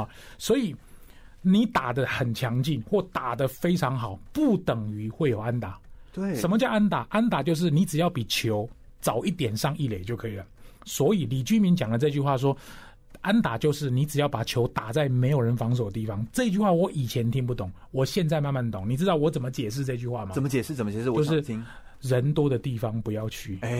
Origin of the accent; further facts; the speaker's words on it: Taichung, Taiwan; 我就说我是台中的子弟，我是逢甲大学毕业，